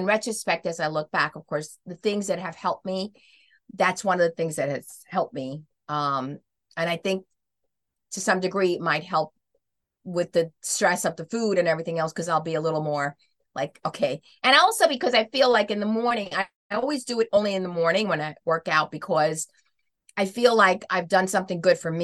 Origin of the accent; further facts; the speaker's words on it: New York City, New York, United States; I'm from New York